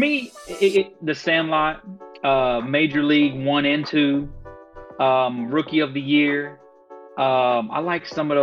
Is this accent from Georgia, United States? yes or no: yes; Georgia, United States; We moved here when I was a little lad. I might have been 4, 5, 6, 7, somewhere around there.